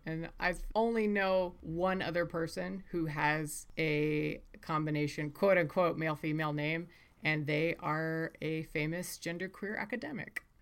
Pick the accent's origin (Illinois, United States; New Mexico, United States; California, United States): New Mexico, United States; Las Cruces; also born or lived in Coleraine, Northern Ireland; I grew up in Las Cruces, America. That's what my dad always called it, but Las Cruces, New Mexico